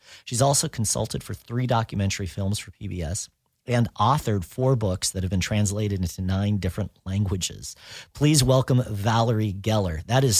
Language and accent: English; near Palm Springs, California, United States; now in Los Angeles, United States; No, I was raised about 100 miles east of here out in the desert. So near Palm Springs area.